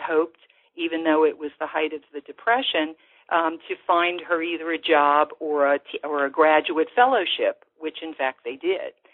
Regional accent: New Orleans, Louisiana, United States; growing up in New Orleans

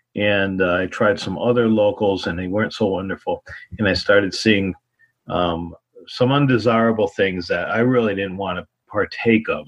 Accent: Ludlow, Massachusetts, United States; I grew up in Ludlow, Massachusetts, uh, in basically the Pioneer Valley area of Springfield, Mass

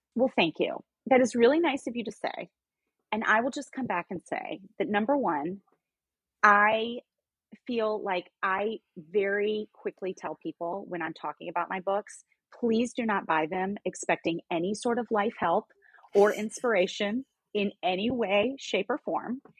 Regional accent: Memphis, Tennessee, United States; moved away as an adult; also born or lived in North Carolina; now in New York City, United States; I grew up in Memphis, in Tennessee

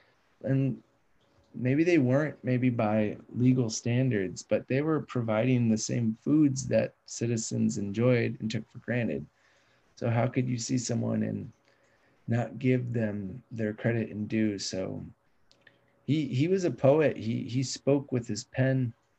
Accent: Sacramento, California, United States; Growing up in Sacramento, spending time with him, it's hard not to absorb his music ability, his writing ability, his artistic ability

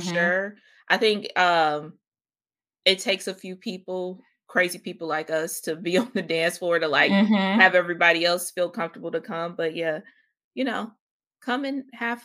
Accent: Ohio, United States; I'm from Ohio

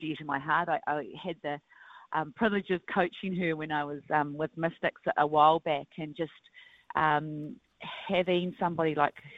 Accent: Christchurch, Canterbury, New Zealand; I grew up in Christchurch

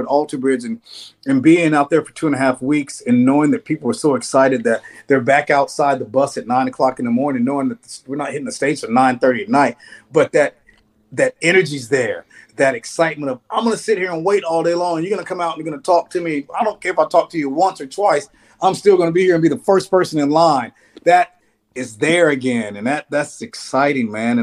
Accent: Nashville, Tennessee, United States; moved away; I love Nashville's my hometown. And I go down there and it's so weird being an adult in the town that you grew up in as a kid

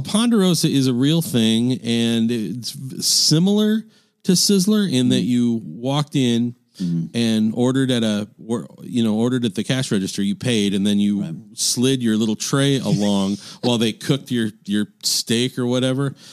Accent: Midwest, United States; I grew up in the Midwest

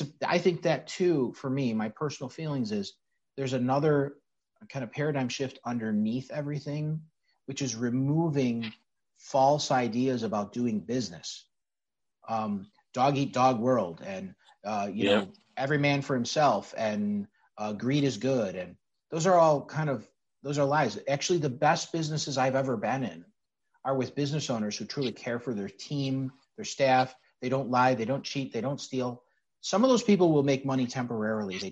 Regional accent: Chicago, Illinois, United States; I'm a Sicilian kid from the west side of Chicago. I grew up in North Austin

